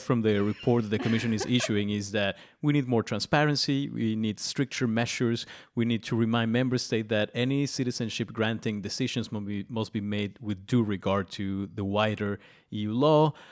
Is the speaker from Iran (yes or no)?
no; Mexico; I'm Mexican